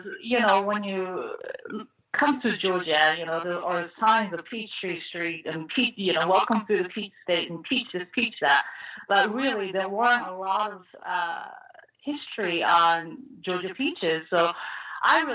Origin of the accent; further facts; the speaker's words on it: Japan; now in United States; I was actually born and raised in Japan, but I've been in this country longer than I have lived in Japan